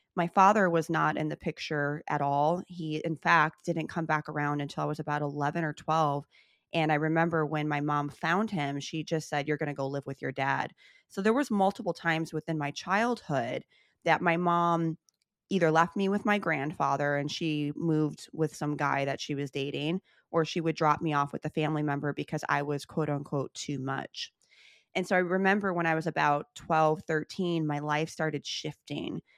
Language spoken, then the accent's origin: English; Chicago, Illinois, United States; I grew up in Chicago, born and raised